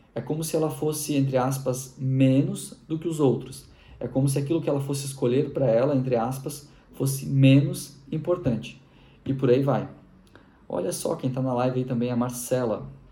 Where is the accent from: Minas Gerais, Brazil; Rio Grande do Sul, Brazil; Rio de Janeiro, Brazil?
Rio Grande do Sul, Brazil; Machadinho; eu sou gaúcho. Nasci na cidade de Machadinho, Rio Grande do Sul.